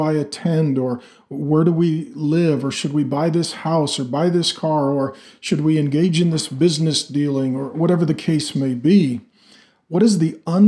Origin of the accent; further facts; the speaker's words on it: Pacific Northwest, United States; I grew up in the Pacific Northwest where there's a lot of trees and a lot of loggers